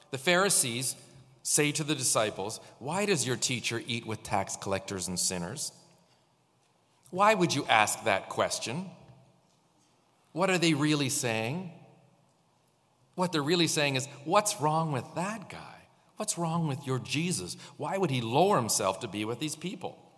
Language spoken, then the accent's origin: English; St. Catharines, Ontario, Canada; born there; You know, I was born in St. Catharines. Do you know that? I was born in Hotel Dieu when the old hospital. I was born here.